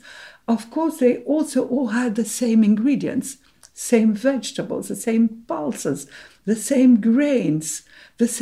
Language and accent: English; Cairo, Cairo Governorate, Egypt; moved away; I was from Cairo.